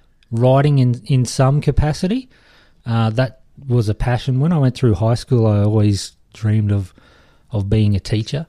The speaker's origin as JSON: {"language": "English", "town": "Toowoomba", "region": "Queensland", "country": "Australia", "tie": "born or raised there", "said": "I've moved back to Toowoomba, my hometown"}